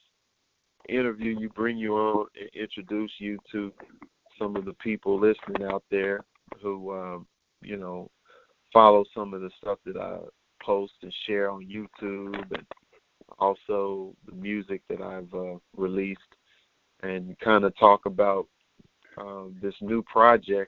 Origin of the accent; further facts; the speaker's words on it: Fort Worth, Texas, United States; we're both from Fort Worth